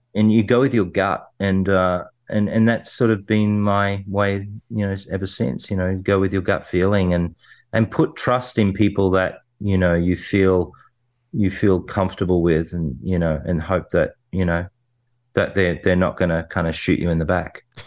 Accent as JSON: {"language": "English", "region": "New South Wales", "country": "Australia", "tie": "born or raised there", "said": "where I grew up in the Western suburbs."}